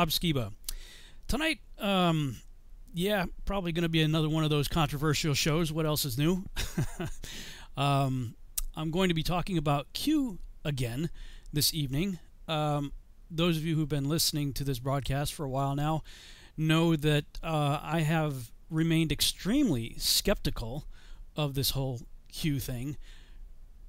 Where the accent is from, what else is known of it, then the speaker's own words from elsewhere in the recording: Chicopee, Massachusetts, United States; I grew up in Chicopee, Massachusetts